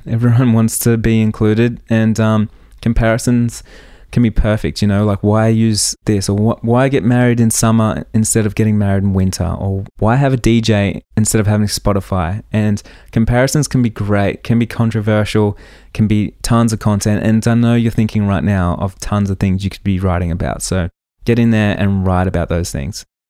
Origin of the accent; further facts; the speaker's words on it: Australia; accent: Australian; My Australian accent